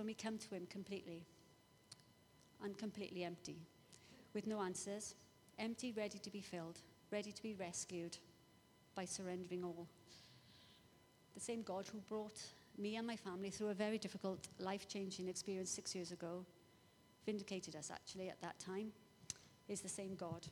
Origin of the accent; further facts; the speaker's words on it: Welsh, Wales, United Kingdom; I'm Welsh. I live near there.